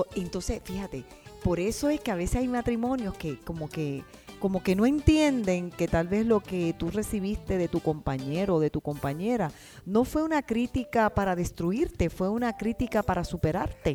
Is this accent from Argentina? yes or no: no; Puerto Rico; now in United States; somos puertorriqueños